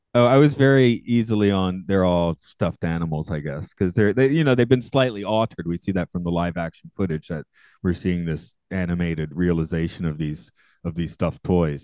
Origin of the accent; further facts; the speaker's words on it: the South, United States; I grew up in the South